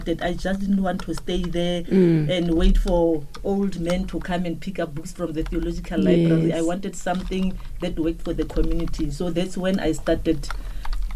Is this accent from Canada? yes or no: no; Kuruman, Northern Cape, South Africa; first language Setswana; English is a second language; I went to work in a library in my hometown. I'm from the Northern Cape in Kuruman, a small town.